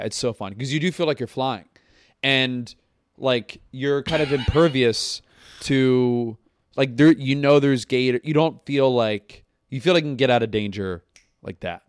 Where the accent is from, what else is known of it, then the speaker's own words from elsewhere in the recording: Tampa, Florida, United States; moved away; also born or lived in Pennsylvania; I grew up in Tampa